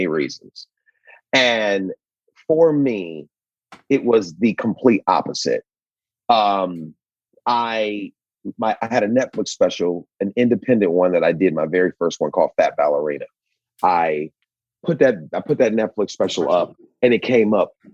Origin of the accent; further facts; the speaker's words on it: Cleveland, Ohio, United States; moved away; My grandfather owned an asphalt company when I came up in Cleveland